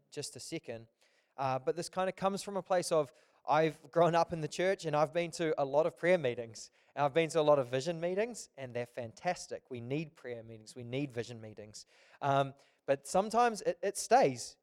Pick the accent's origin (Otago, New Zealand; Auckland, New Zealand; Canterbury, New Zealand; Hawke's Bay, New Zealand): Auckland, New Zealand; I'm from Auckland.